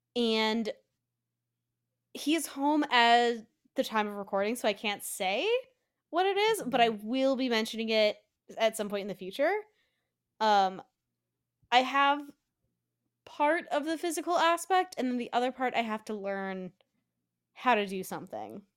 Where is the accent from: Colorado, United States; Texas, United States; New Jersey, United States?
Colorado, United States; now in Pennsylvania, United States; back in Colorado, my home state. I'm visiting home for Christmas